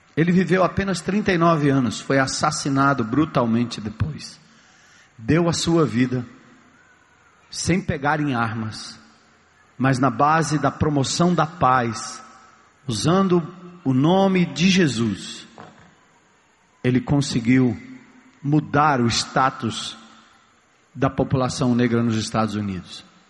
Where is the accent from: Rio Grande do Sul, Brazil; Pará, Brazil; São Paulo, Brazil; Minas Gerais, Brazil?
São Paulo, Brazil; Eu nasci na, em São Paulo